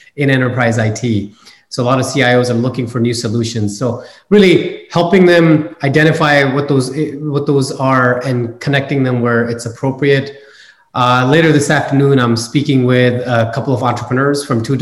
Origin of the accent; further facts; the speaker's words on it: Canada; moved away as an adult; now in California, United States; I'm a first generation immigrant. I grew up in Canada.